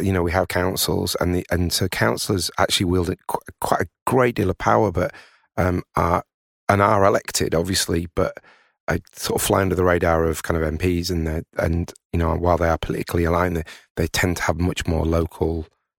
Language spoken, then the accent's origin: English; Tadcaster, Yorkshire and the Humber, United Kingdom; I'm originally from Tadcaster, and, you know, seeing a town like that, which is, you know, kind of very nice, but, you know, it's got three breweries.